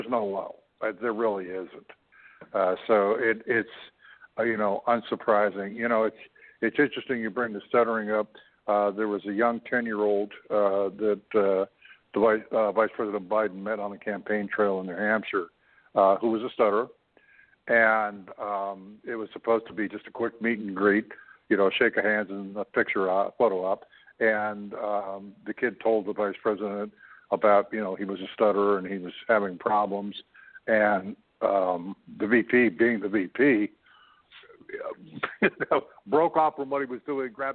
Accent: Canada; I'm a Canadian

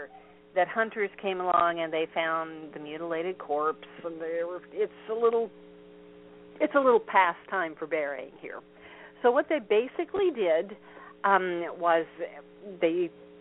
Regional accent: Vincennes, Indiana, United States; near where I grew up, which is Vincennes, Indiana

